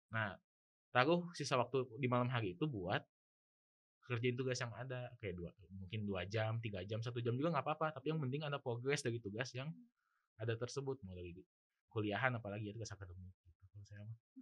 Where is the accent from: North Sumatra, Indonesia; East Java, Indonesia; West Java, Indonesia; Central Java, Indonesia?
West Java, Indonesia; Bandung; saya itu dari Bandung